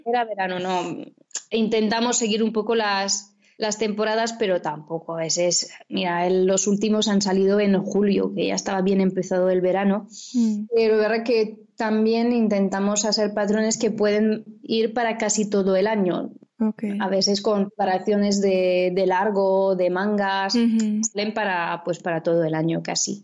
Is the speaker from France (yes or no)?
yes; France; accent: French; Spanish is a second language; now in Valencia, Spain; como lo podéis oír por el nombre y el acento, soy francesa, vivo aquí en, España, en Valencia